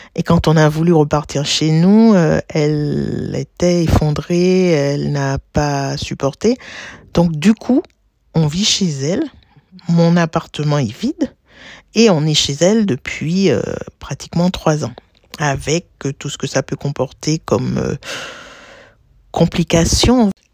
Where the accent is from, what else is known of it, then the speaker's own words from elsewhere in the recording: Martinique; moved away as an adult; now in Paris, France; j'ai grandi aux îles, j'ai grandi à la Martinique, au pied du volcan de la montagne Pelée. J'ai passé, j'y ai passé 16 ans jusqu'à l'obtention de mon baccalauréat.